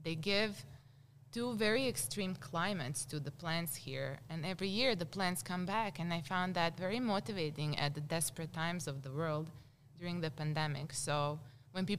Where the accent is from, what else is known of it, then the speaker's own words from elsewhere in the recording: Croatia; now in Moab, United States; I was born on Blood Donators Day in Europe, and it was kind of when war was starting in Croatia